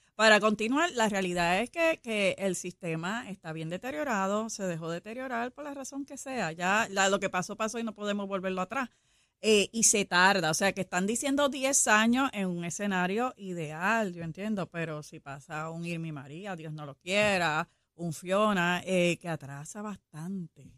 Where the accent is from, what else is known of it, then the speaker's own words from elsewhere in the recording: Puerto Rico; como buenos puertorriqueños